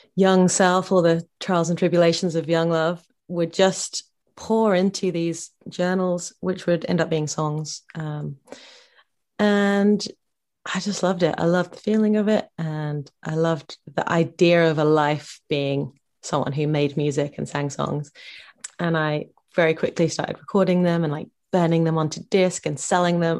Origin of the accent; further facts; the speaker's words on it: Bedford, East of England, United Kingdom; my hometown of Bedford, Bedfordshire.